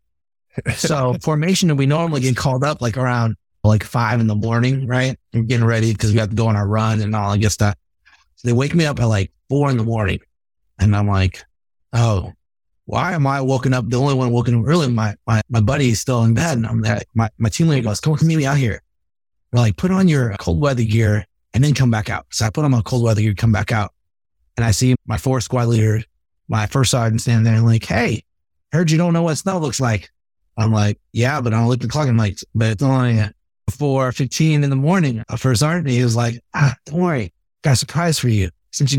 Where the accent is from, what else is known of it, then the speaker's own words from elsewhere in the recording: California, United States; moved away as an adult; I'm from California